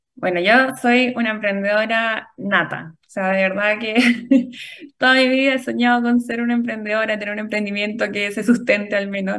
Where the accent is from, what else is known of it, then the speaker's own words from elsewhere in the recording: Chile; somos afortunados los chilenos